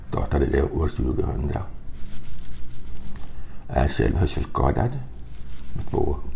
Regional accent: Sundsvall, Västernorrland County, Sweden; och jag kommer här från Sundsvall

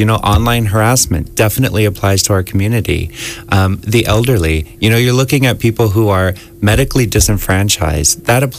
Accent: Florida, United States; moved away as an adult; also born or lived in San Francisco; now in Ireland; I'm from the United States. Right, what part? Yeah, Florida, mostly.

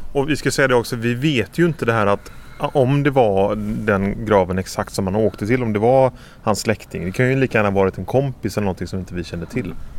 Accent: Stenungsund, Västra Götaland, Sweden; moved away; jag är ju från Stenungsund, men bor inte längre på västkusten

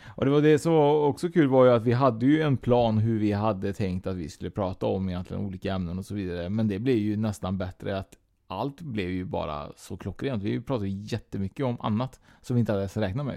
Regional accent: Trollhättan, Västra Götaland, Sweden; born or raised there; moved away

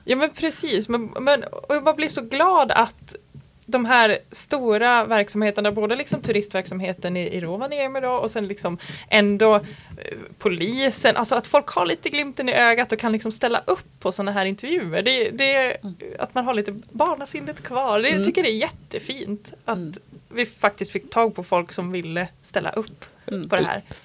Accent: Malung, Dalarna County, Sweden; Jag kommer ju från Malung

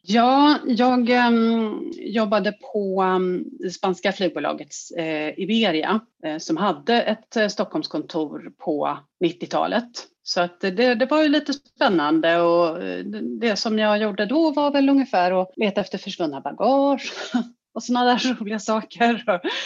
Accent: Sweden; vi svenskar

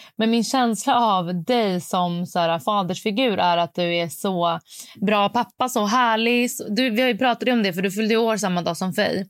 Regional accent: Stockholm, Stockholm County, Sweden; jag är från Stockholm

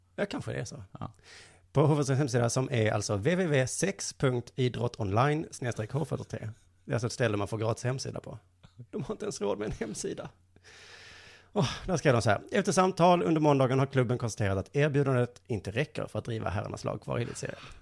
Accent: Lund, Skåne, Sweden; jag är ju från Lund

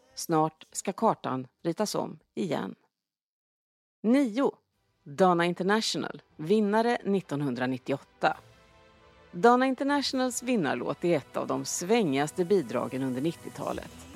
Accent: Sweden; som svensk

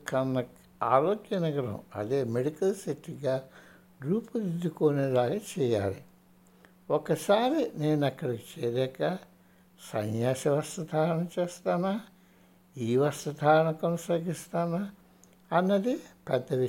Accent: India; నేను భారతదేశంలో పెరిగాను

